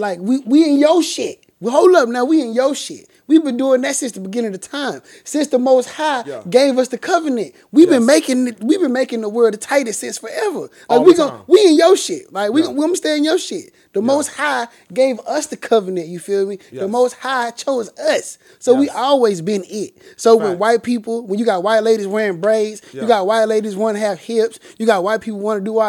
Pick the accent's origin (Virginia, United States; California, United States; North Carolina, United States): Virginia, United States; No, because I'm from Virginia and you from New York.